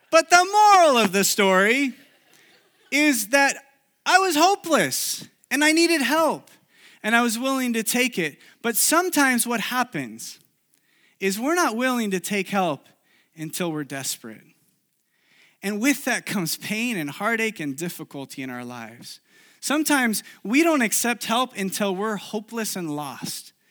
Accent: Chile; English is a second language; Many of you know I grew up in South America, in Chile. And uh, when I was in college, I went back to Chile for a summer to live there and do an internship there.

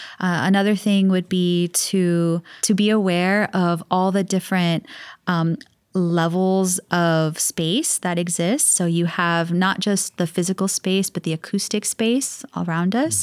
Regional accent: Hawaii, United States; growing up in Hawaii

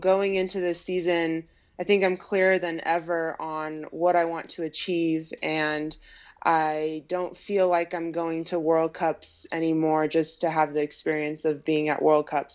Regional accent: United States; I grew up born and raised in Lake Tahoe

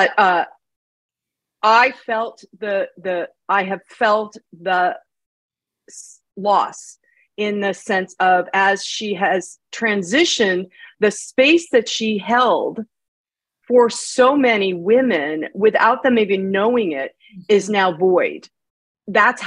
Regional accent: United States; I'm an American.

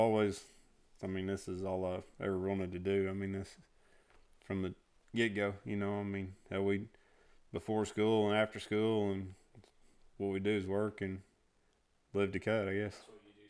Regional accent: Indiana, United States; born or raised there; now in Texas, United States

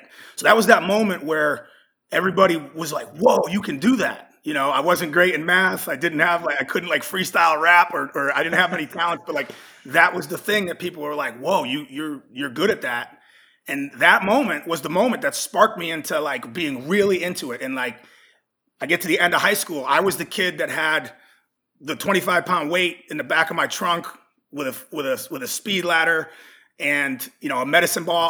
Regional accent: Massachusetts, United States; I'm from New England, which is the Northeast United States. I grew up in a state called Massachusetts

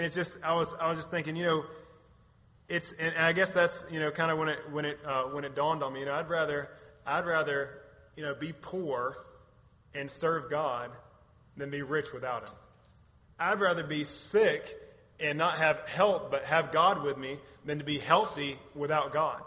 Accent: United States; I'm an American

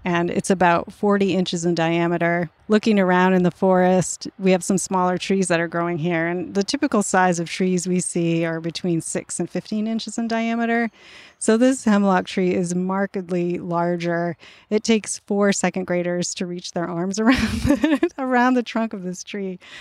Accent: central Maine, United States; now in Vermont, United States; I grew up in the woods of central Maine

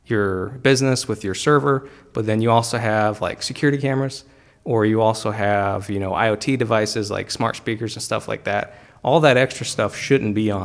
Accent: Clinton, Ohio, United States; I grew up in Clinton, Ohio

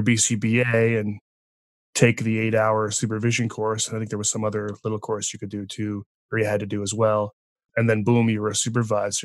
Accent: East Coast, Canada; now in British Columbia, Canada; grew up on the East Coast

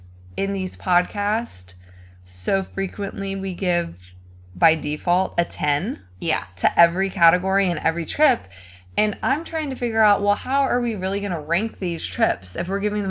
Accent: United States; I'm from America

